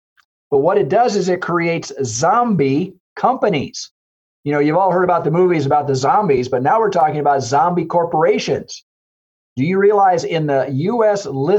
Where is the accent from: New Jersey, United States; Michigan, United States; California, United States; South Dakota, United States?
South Dakota, United States; I remember I came from the Southwest, I came from South Dakota, and railroad was one of the biggest employers.